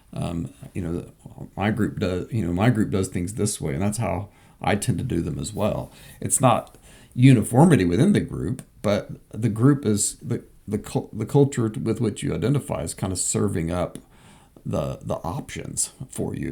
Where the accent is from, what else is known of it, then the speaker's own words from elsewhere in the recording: Southwest Kansas, United States; I grew up in Southwest Kansas